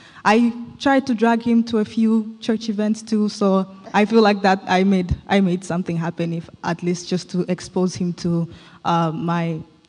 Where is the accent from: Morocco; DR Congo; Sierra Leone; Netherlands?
DR Congo; also born or lived in Zambia; now in United States; So I was born in Zambia, grew up in Congo, and I moved to the U.S. like a few years ago, like I think 6 or 7.